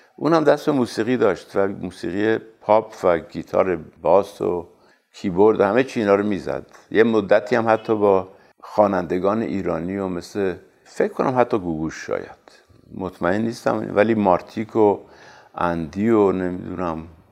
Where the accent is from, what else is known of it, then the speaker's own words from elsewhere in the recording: Tehran, Tehran Province, Iran; در سال 1320 مطابق 1941 میلادی در تهران متولد شدم